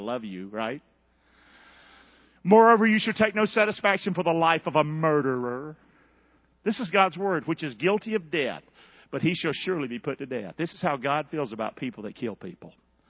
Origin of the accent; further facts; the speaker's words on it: Rockingham, North Carolina, United States; I grew up in a bad place. I grew up in Rockingham. Chuck, you've been on my street, ain't you, Bubba? Did it look like a happy street?